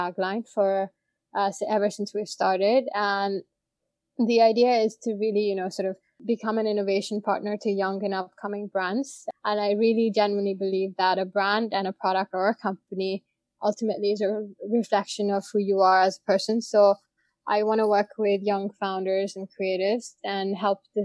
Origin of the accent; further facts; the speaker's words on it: India; moved away as an adult; also born or lived in Boston / New York; I grew up in India up until undergrad